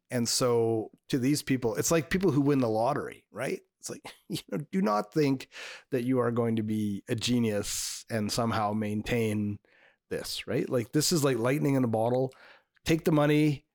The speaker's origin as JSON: {"language": "English", "country": "Canada", "said": "I'm French Canadian"}